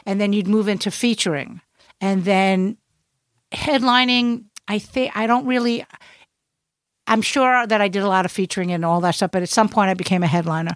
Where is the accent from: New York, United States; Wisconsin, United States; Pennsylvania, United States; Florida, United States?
New York, United States; New York City; now in New York, United States; I'm from Brooklyn. That's how we talk